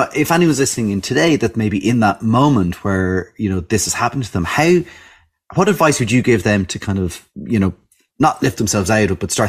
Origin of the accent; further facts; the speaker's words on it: Ireland; as Irish people